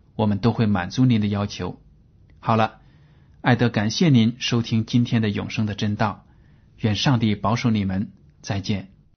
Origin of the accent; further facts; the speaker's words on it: China; 我们中国人